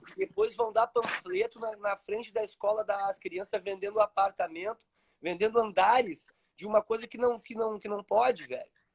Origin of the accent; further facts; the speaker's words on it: Porto Alegre, Rio Grande do Sul, Brazil; moved away; eu nasci em Porto Alegre, no meio dos prédios